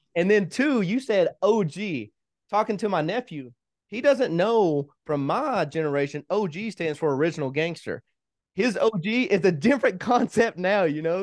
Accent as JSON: {"language": "English", "region": "Kentucky", "country": "United States", "tie": "born or raised there", "also_born_or_lived": "Hawaii / Tennessee / Missouri", "moved": "as an adult", "lives_now": "Colorado, United States", "said": "My wife and I both are originally from Kentucky. We, we've been together ever since middle school"}